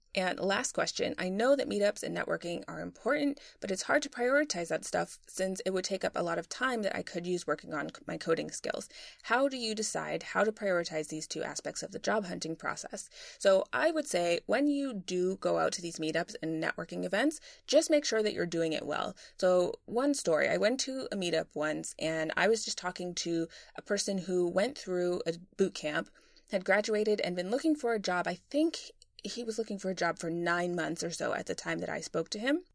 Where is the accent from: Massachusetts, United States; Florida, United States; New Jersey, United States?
Massachusetts, United States; Boston; moved away as an adult; also born or lived in London; I'm from Boston originally